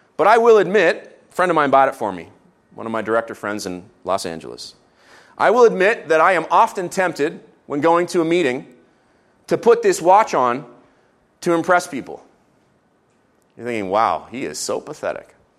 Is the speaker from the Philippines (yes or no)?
no; Canada; as Canadians